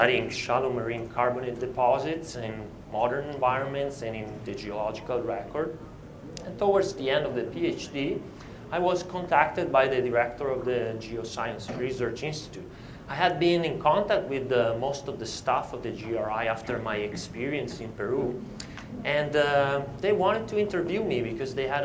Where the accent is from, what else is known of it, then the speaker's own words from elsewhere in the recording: Italy; I was born in Italy in 1978